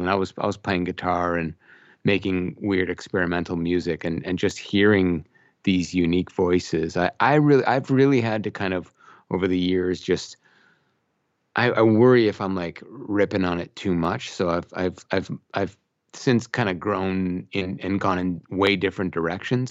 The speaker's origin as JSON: {"language": "English", "town": "Brampton", "region": "Ontario", "country": "Canada", "tie": "born or raised there", "moved": "as an adult", "lives_now": "Oakville, Canada", "said": "I grew up in this town called Brampton"}